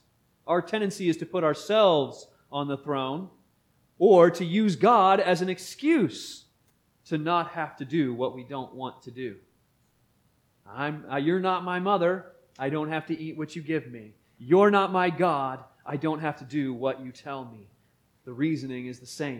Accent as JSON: {"language": "English", "town": "Beaver", "region": "Pennsylvania", "country": "United States", "tie": "born or raised there", "said": "As a young boy growing up in Beaver, Pennsylvania"}